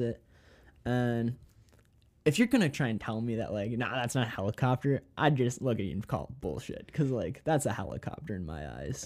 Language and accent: English; Minnesota, United States; moved away as an adult; now in North Dakota, United States; I'm from Minnesota